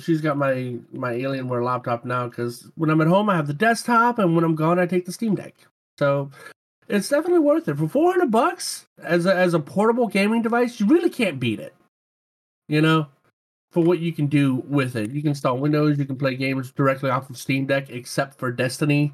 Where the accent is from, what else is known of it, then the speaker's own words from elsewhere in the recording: Louisiana, United States; moved away; I grew up in Louisiana and I actually used to hunt gators with my grandpa